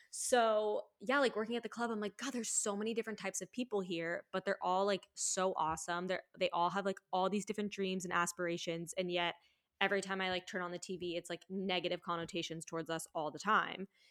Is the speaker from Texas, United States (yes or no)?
no; Florida, United States; moved away as an adult; also born or lived in New York; now in Los Angeles, United States; I've stripped in Florida, but, like, just in my hometown, like, really small, like, beach vibes